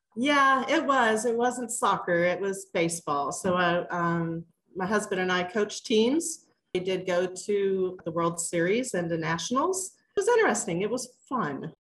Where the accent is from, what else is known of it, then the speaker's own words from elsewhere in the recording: Kansas City, Missouri, United States; also born or lived in Duluth, Minnesota, United States; I've been down in Kansas City since, I don't know, I was about eight, nine, ten years old in that area. Um, we were in Kansas for just a little bit, got wiped out by a tornado, and ended up in Missouri. And I've been here ever since